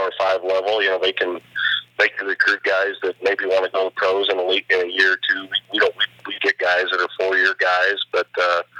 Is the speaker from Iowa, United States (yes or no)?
yes; Iowa, United States; growing up in the Midwest, I was around a lot of the mid-major schools in the state in Northern Iowa